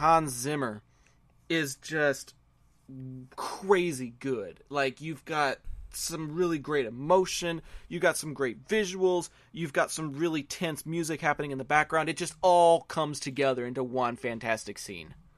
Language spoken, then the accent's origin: English; Texas, United States; I'm a Texan